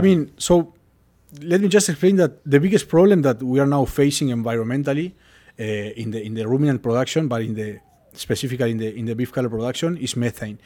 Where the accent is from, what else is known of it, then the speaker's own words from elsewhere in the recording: Uruguay; moved away; I'm from Uruguay, uh, I was born and raised